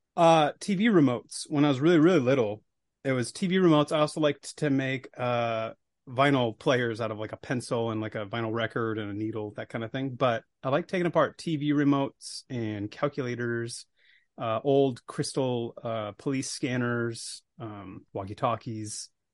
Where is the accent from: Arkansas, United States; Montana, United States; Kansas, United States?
Montana, United States; Billings; I grew up in Billings, Montana